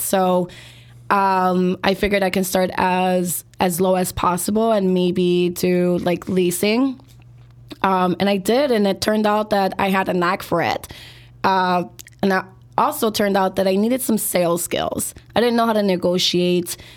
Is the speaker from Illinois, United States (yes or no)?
yes; Chicago, Illinois, United States; born and raised here in Chicago, and I grew up in the Northwest side, so Belmont Cregan and Hermosa.